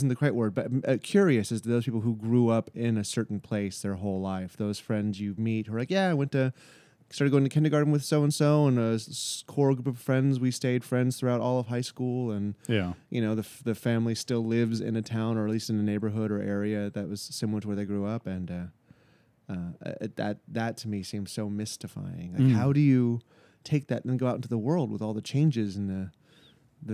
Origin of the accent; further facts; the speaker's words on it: Florida, United States; I was born in Florida, and then we moved all around within the great state of the flaccid penis of America